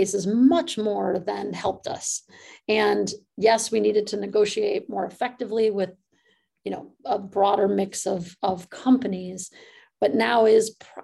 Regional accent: Midwest, United States; moved away; also born or lived in California; I'm from the Midwest

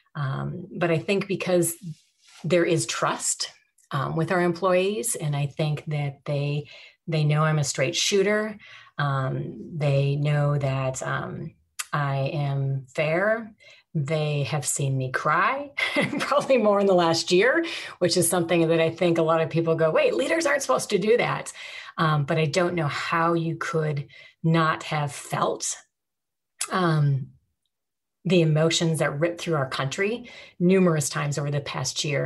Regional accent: St. Paul, Minnesota, United States; moved away as an adult; also born or lived in Honolulu, Hawaii; growing up in St. Paul um, was fantastic

